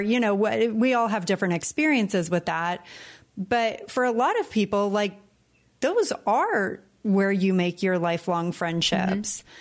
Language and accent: English; California, United States; moved away as an adult; now in Puerto Rico; when we came to Puerto Rico from California